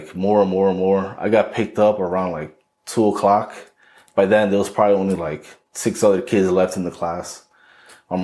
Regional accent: Paterson, New Jersey, United States; I'm originally from Paterson, New Jersey.

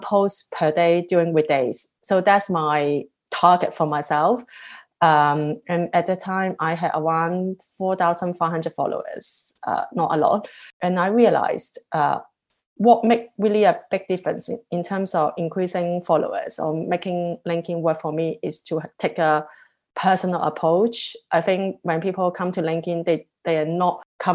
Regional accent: Hong Kong; also born or lived in Singapore; now in London, United Kingdom; I love Hong Kong, where I come from

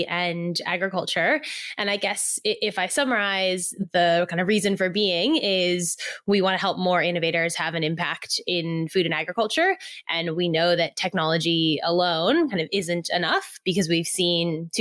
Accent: Silicon Valley, California, United States; moved away as an adult; now in Australia; I grew up in Silicon Valley in California, nothing to do with farming

